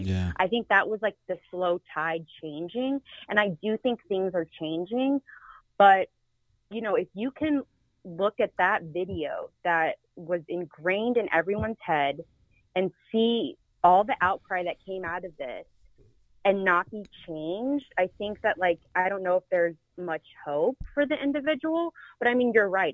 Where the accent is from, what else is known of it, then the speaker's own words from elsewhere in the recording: Charlotte, North Carolina, United States; moved away; I'm born and raised in Charlotte